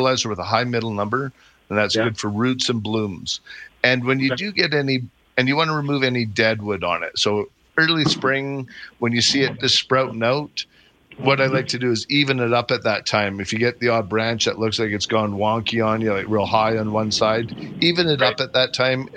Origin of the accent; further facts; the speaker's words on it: Calgary, Alberta, Canada; I grew up in the Northwest, and now I live in the Southeast down in Cranston.